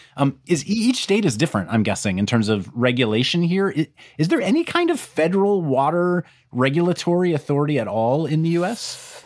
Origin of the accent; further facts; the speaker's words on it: Wichita, Kansas, United States; I grew up in, around Wichita, Kansas